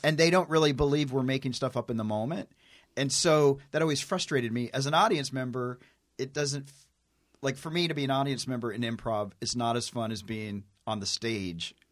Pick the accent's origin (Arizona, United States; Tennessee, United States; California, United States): Tennessee, United States; I'm a hick from Tennessee. I'm like a country boy